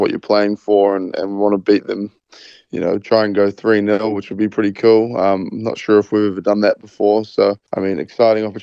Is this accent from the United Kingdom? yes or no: no; New Zealand; being a Kiwi